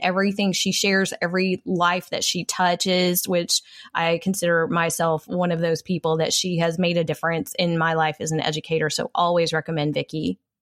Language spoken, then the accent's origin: English; Texas, United States; I am a Texan, a proud Texan